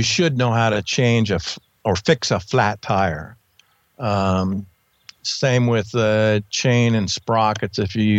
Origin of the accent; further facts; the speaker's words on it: Montana, United States; my home state, Montana